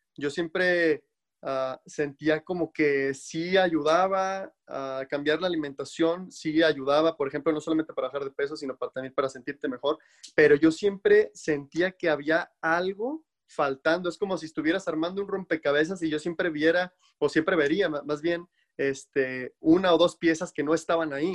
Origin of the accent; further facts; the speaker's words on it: Mexico; now in United States; en mi país, en México